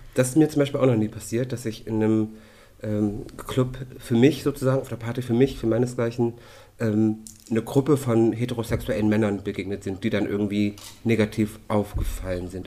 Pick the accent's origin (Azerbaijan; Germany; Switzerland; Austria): Germany; Hamburg; bei uns in Hamburg